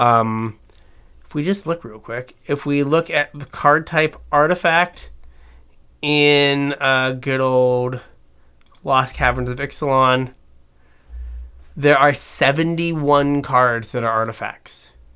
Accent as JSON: {"language": "English", "region": "West Virginia", "country": "United States", "said": "I'm from West Virginia"}